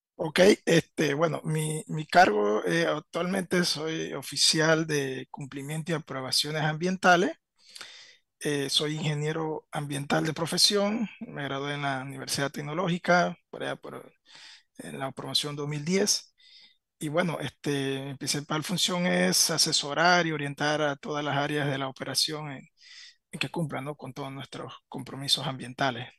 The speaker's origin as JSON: {"language": "Spanish", "region": "Veraguas", "country": "Panama", "tie": "born or raised there", "also_born_or_lived": "Panama City", "moved": "as an adult", "said": "yo soy eh, de Veragua. Me, me, crié mi niñez y mi adolescencia en zona de Veragua"}